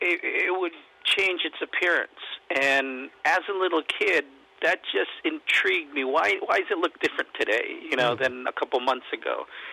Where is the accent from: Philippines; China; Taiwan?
Philippines; even though I'm Filipino, you know, when I was a kid, I tried to, you know, shoot the hoops